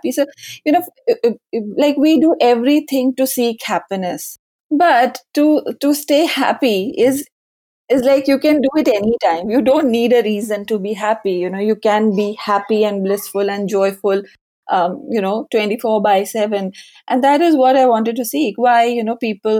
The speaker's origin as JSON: {"language": "English", "town": "Lucknow", "region": "Uttar Pradesh", "country": "India", "tie": "born or raised there", "also_born_or_lived": "Mumbai", "moved": "as an adult", "said": "I finished my schooling in Lucknow. We are basically from Lucknow"}